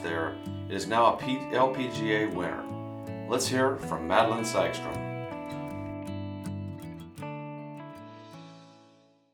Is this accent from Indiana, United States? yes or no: yes; Indiana, United States; I grew up in Indiana